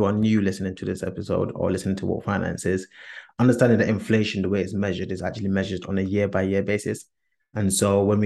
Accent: Ghana; as a Ghanaian, we tend to do two types of weddings

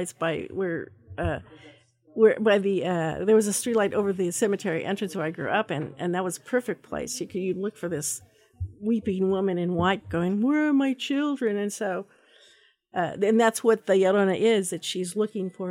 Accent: Pueblo, Colorado, United States; now in Idaho, United States; I was born actually in Pueblo, Colorado, and we've been here for a long, long time

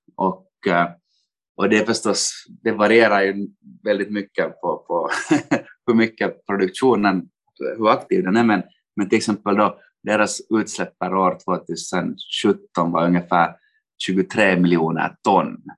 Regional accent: Finland; moved away as an adult; also born or lived in Helsinki, Finland / London, United Kingdom; now in Frankfurt, Germany; jag kommer från Finland, studerade i Helsingfors

